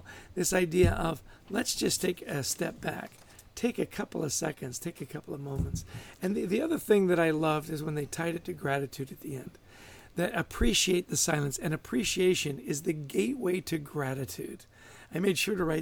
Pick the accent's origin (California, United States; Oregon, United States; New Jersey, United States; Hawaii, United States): New Jersey, United States; my home state